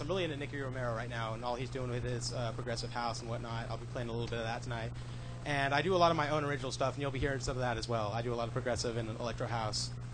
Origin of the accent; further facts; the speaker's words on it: Renton, Washington, United States; I grew up here around Seattle area. I was born here, lived in Renton most of my life.